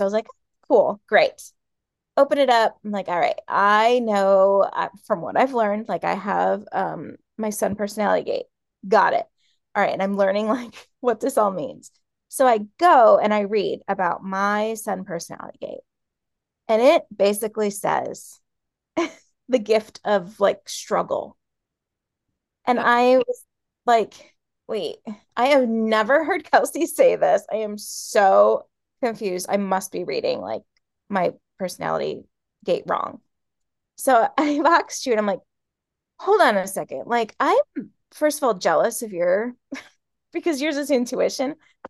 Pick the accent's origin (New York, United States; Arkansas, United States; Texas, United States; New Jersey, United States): New York, United States; also born or lived in Florida / Hawaii / Kentucky / Oklahoma; So I grew up in New York and then I moved to Florida, lived there for like 4 years, and then moved to Hawaii and lived there for 3 years.